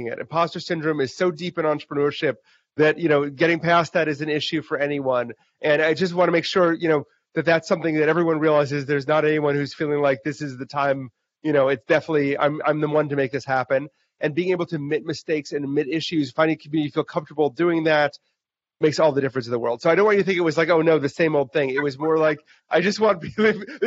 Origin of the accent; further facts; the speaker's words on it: Wisconsin, United States; I grew up in Wisconsin